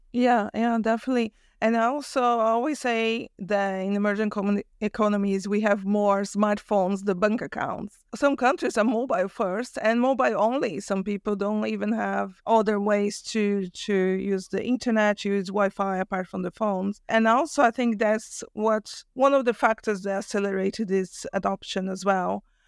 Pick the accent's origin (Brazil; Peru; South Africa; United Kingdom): Brazil; moved away; I'm from Brazil originally.